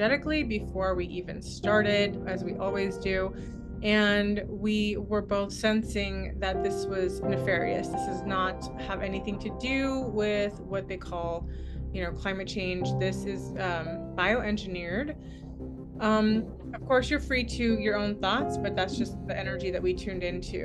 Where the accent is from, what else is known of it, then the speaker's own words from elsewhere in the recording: Palo Alto, California, United States; I'm from Palo Alto, and San Francisco is my stomping grounds